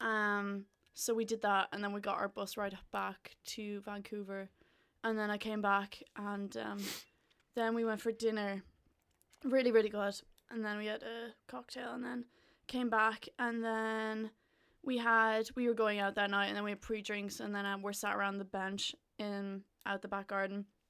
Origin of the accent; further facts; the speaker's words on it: Gorey, Ireland; moved away as an adult; lived in my hometown